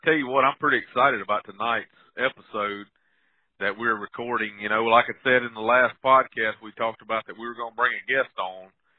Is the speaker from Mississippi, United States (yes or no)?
yes; Thompson community, Mississippi, United States; We're from the Thompson community.